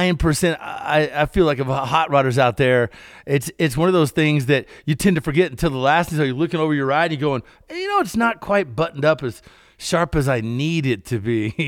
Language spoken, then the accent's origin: English; Kentucky, United States; Because this is something that every one of our farm vehicles had growing up in Kentucky.